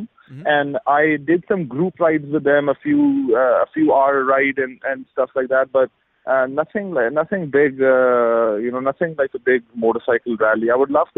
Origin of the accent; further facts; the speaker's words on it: Lahore, Punjab, Pakistan; moved away; also born or lived in San Francisco; Lahore, my hometown